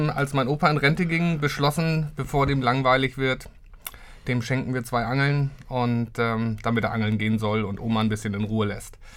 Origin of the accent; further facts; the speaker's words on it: Lübeck, Schleswig-Holstein, Germany; Ich bin gebürtiger Lübecker, richtig. Bin auch in Lübeck aufgewachsen. Ähm, ja, für mich eine Stadt, die ich eigentlich niemals verlassen wollte.